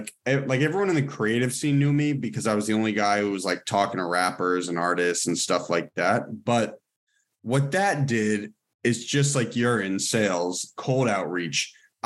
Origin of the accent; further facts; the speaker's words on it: Cambridge and Lincoln, Massachusetts, United States; moved away as an adult; also born or lived in Boston; now in Los Angeles, United States; out in LA, I say I'm from Boston, but I actually spent most of my time in Cambridge and Lincoln, Massachusetts.